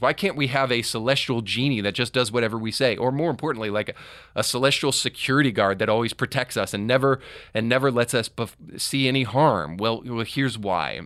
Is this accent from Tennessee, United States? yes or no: yes; Tennessee, United States; here in my home state of Tennessee